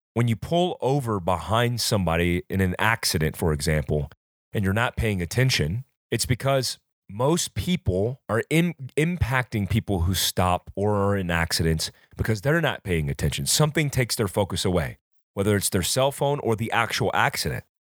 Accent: Fayetteville, North Carolina, United States; also born or lived in Florida; when I was raised growing up in North Carolina and Florida, I was taught from a very young age

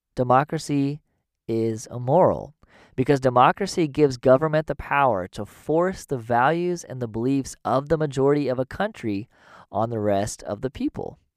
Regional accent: United States; growing up in America

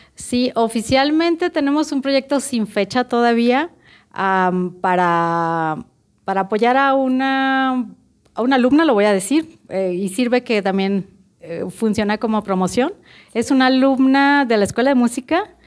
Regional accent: Culiacán, Sinaloa, Mexico; now in Guadalajara, Mexico; Yo soy de Culiacán, Sinaloa, soy culichi

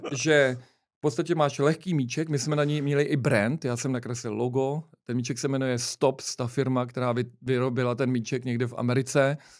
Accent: Prague, Czechia; my jsme oba z Vinohrad

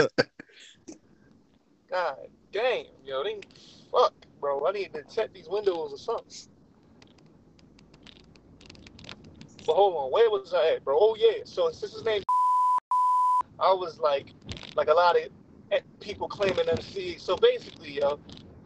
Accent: Baltimore, Maryland, United States; we're all from Baltimore

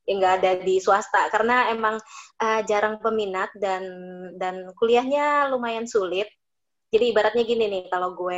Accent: Padang, West Sumatra, Indonesia; Gue orang Padang.

